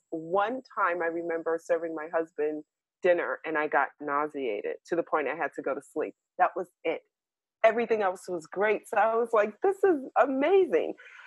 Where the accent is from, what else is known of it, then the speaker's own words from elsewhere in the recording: New York City, New York, United States; I was born in New York City, in Harlem.